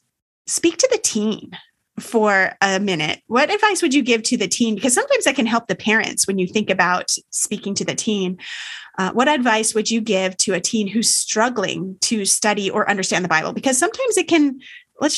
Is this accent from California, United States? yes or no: yes; California, United States; moved away as an adult; now in Maryland, United States; We're from California originally